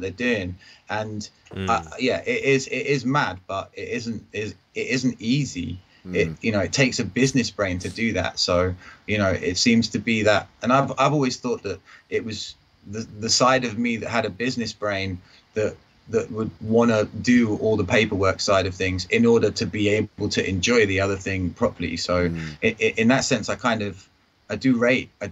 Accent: Enfield, London, United Kingdom; moved away; also born or lived in Kent; I'm from Enfield, but I was living down in Kent

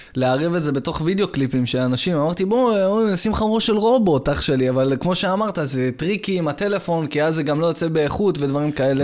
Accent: Yehud, Central District, Israel; also born or lived in Rishon LeZion; אני מפה. מיהוד

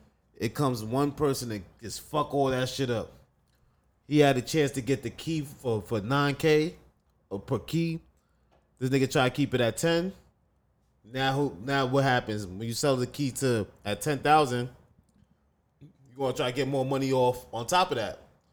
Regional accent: Mali; We're from the Mali.

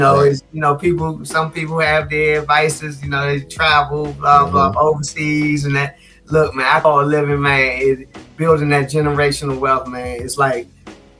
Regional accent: Washington, District of Columbia, United States; born and raised in the District of Columbia

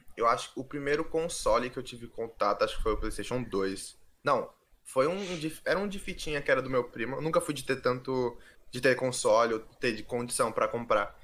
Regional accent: Guarujá, São Paulo, Brazil; Eu sou do litoral de São Paulo, sou do Guarujá

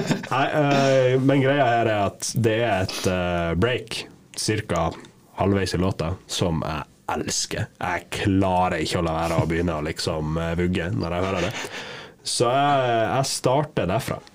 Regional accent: Lofoten, Nordland, Norway; jeg er fra Lofoten.

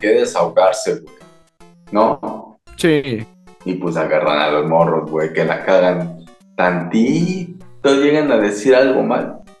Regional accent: Mexico City, Mexico; Pero yo soy chilango, güey. Con, orgullo lo digo.

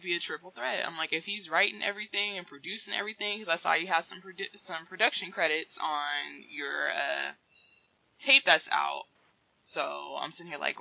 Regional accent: the West, United States; moved away; I'm from the West

